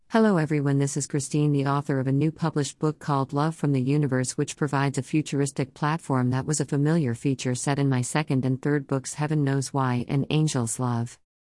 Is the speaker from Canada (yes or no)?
no; London, United Kingdom; accent: London; my London accent